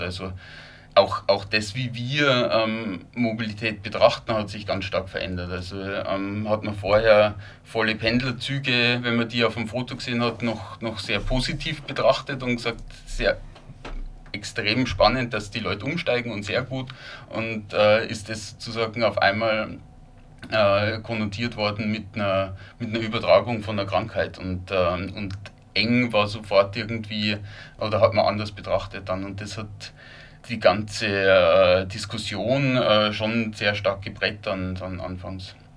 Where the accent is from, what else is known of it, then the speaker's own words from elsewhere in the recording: Lower Bavaria, Germany; also born or lived in Linz, Austria; now in Vienna, Austria; Wie man wahrscheinlich hört, äh, ich stamme ursprünglich aus, aus Niederbayern, aus einem, aus einem kleineren Ort